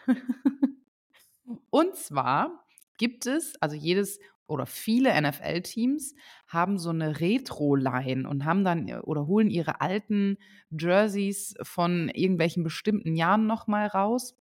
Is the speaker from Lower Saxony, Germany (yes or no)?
yes; Lower Saxony, Germany; now in Saarbrücken, Germany; da, wo ich herkomme, aus Niedersachsen, in der Nähe oder ganz oben